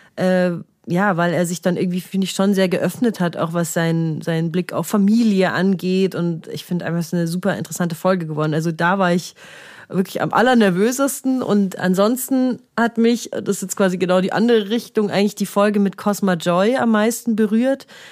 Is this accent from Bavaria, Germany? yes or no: yes; Munich, Bavaria, Germany; wir sind aus München, haben uns nie jetzt dafür geschämt